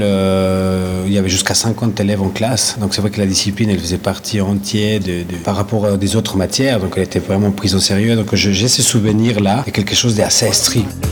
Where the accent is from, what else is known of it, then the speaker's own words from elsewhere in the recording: Ecuador; now in Lausanne, Switzerland; Mon pays d'origine est euh, l'Équateur.